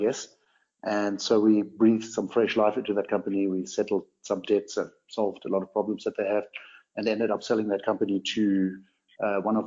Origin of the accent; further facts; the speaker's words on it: Namibia; accent: a bit of a blend; I was born on a ranch in Namibia and I grew up here.